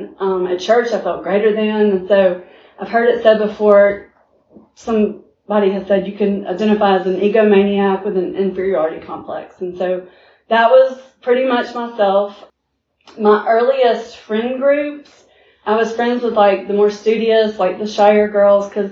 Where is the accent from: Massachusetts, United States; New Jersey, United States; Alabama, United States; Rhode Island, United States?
Alabama, United States; Montgomery; I was born and raised here in Montgomery, Alabama